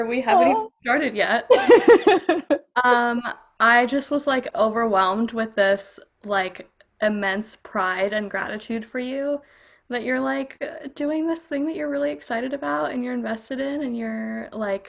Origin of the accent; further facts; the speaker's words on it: Hershey, Pennsylvania, United States; also born or lived in New York / Houston, Texas; I grew up in Hershey, Pennsylvania, and I before then lived in New York, and before then I lived in Houston